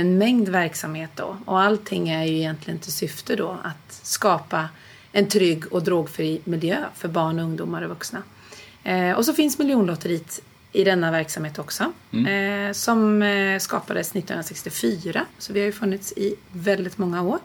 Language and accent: Swedish; Nyköping, Södermanland, Sweden; moved away; jag kommer från Nyköping från början, okay. eh, Sörmland